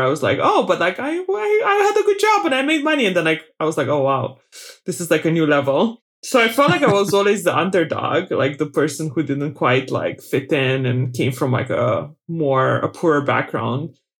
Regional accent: Bacău, Bacău County, Romania; moved away; I was born in Romania during communism, uh, in a small town called Bakau, which is in the Moldavia part of Romania.

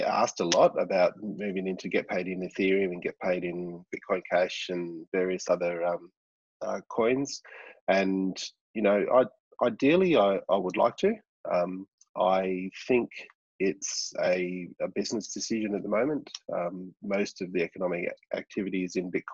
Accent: Launceston, Tasmania, Australia; my hometown here in Launceston

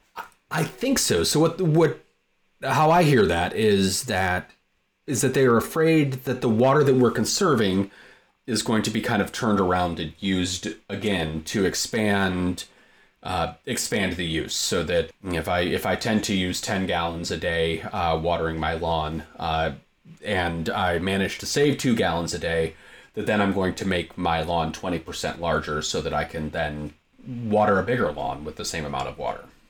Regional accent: Michigan, United States; moved away as an adult; also born or lived in the West; born and raised in Michigan

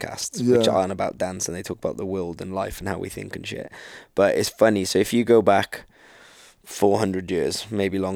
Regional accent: United Kingdom; we're from Britain

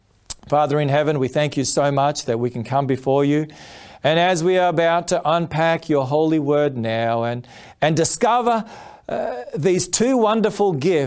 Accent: Footscray, Victoria, Australia; And so I was born in Footscray, there in the western suburbs of Melbourne. And I have been blessed for these past 48 years to live in this wonderful country of Australia.

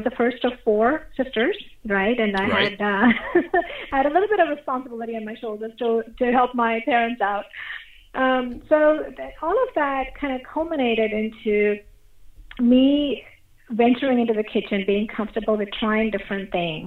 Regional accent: India; moved away; I grew up in India

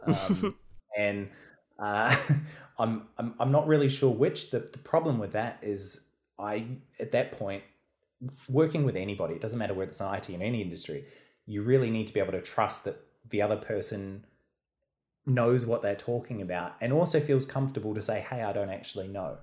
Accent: New Zealand; moved away as an adult; now in Melbourne, Australia; I'm obviously from New Zealand originally

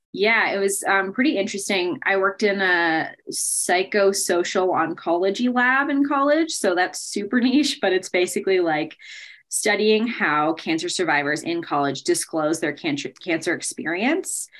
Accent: Bay Area, Northern California, United States; moved away as an adult; now in Colorado, United States; I grew up in California, in Northern California, in the Bay Area, and I've lived in Colorado for just over seven years now

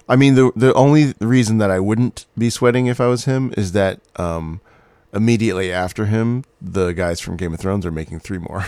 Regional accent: Scotland, United Kingdom; accent: Scottish; now in Los Angeles, United States; my Scottish accent

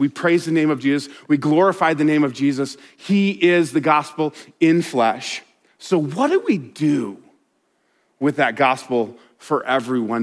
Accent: Colorado, United States; I grew up in Colorado

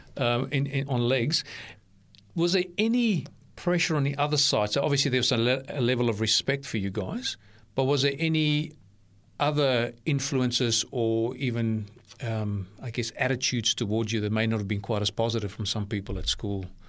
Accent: South Africa; now in Australia; I grew up in South Africa

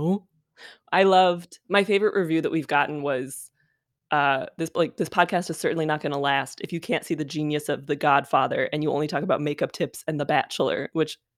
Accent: Denver, Colorado, United States; moved away as an adult; now in Los Angeles, United States; I'm from Denver, Colorado

